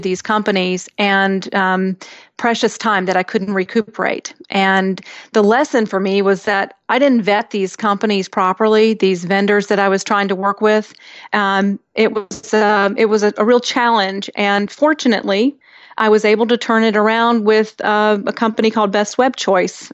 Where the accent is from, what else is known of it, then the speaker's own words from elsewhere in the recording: India; I was born in India to an American mother and an Indian father